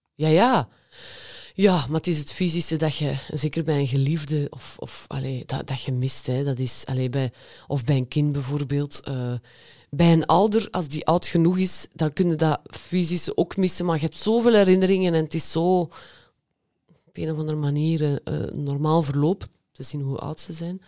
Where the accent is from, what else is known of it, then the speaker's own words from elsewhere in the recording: West Flanders, Belgium; Ik kom uit West-Vlaanderen